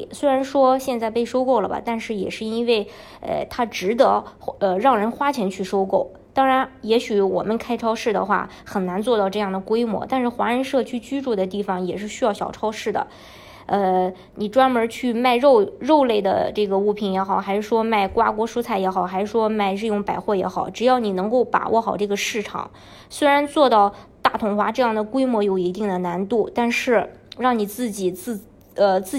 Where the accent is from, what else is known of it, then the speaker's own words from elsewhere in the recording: China; 因为我们呃毕竟是从中国过来的，然后对这些小商品的话，嗯，像义乌的这些小商品，这是在全世界都非常有名的。